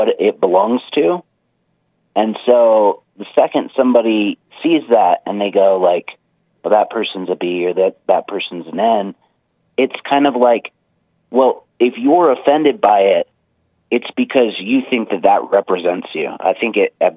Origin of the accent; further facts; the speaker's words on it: California, United States; now in Reno, United States; growing up in California